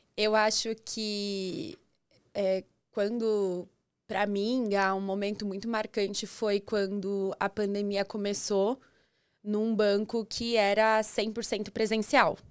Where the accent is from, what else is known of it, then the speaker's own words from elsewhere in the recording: São Roque, São Paulo, Brazil; moved away as an adult; also born or lived in ABC Paulista, São Paulo; eu sou do interior de São Paulo, não tão interior assim, sou de São Roque